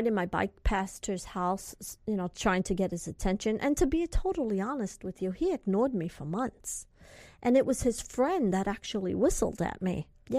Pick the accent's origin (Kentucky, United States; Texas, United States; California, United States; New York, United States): California, United States; I'm from California, and I don't know where this is and that is.